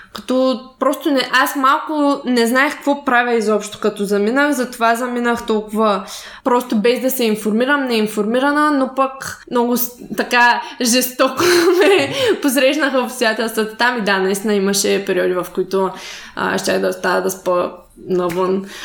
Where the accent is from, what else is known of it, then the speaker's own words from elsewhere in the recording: Shumen Province, Bulgaria; аз съм от Шумен